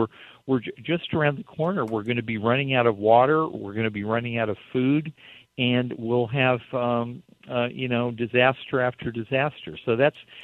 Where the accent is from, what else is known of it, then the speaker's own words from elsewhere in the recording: Baker City, Oregon, United States; I was a teenager growing up in Baker City